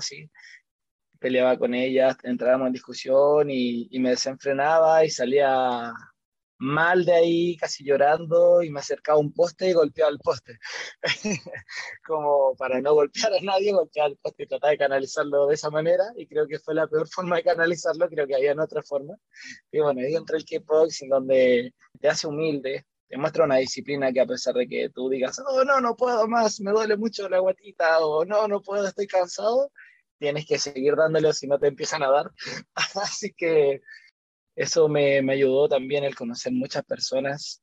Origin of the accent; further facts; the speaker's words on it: Santiago, Santiago Metropolitan Region, Chile; vivo acá en Chile, soy de Santiago de Chile.